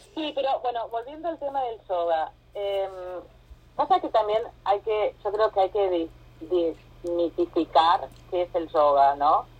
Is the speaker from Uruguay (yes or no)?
no; Argentina; moved away as an adult; also born or lived in Costa Rica; now in Miami, United States; soy argentina, viviendo en Miami hace 6 años. Me fui de Argentina hace 7, viví en Costa Rica dos años primero